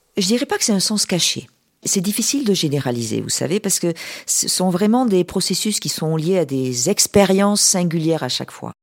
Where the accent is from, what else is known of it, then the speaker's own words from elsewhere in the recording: Toulouse, Occitania, France; Je viens du sud-ouest, de Toulouse